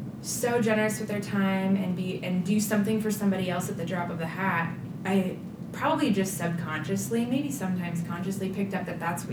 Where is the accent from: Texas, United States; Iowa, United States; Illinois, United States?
Iowa, United States; Nevada; From central Iowa, {S1} okay. {S2} A little town just east of Ames called Nevada. {S1} Mm-hmm. {S2} Born and raised.